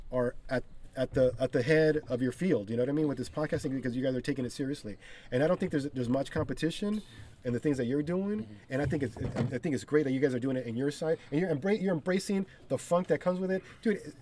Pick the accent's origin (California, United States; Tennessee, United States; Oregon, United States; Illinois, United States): California, United States; East Los Angeles; they don't know that I'm from East LA. That I fucking live right here.